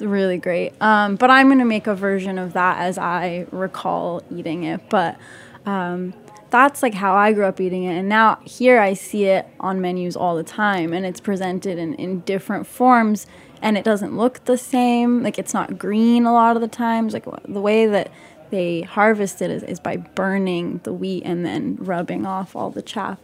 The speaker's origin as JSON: {"language": "English", "town": "Salt Lake City", "region": "Utah", "country": "United States", "tie": "born or raised there", "also_born_or_lived": "West Bank, Palestine", "moved": "as an adult", "lives_now": "New York, United States", "said": "I grew up in Utah and in the West Bank"}